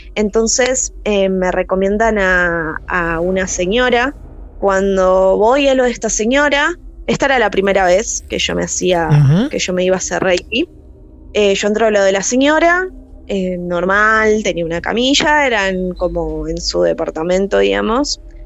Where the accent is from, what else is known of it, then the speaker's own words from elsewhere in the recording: Villa Gesell, Buenos Aires Province, Argentina; Tengo la característica de capital, pero soy de Villa Gesell